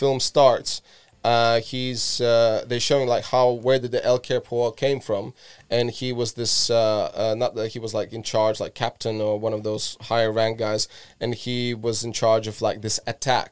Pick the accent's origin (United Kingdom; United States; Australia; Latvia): Latvia; I grew up in Latvia, and Latvia used to be in Soviet Union as a country. So I was about 6 years old when Soviet Union collapsed